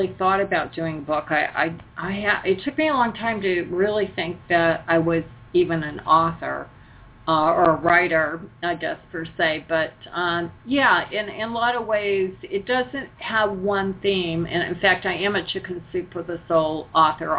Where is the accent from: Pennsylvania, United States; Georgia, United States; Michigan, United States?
Michigan, United States; Detroit; moved away as an adult; also born or lived in Colorado; I grew up in Michigan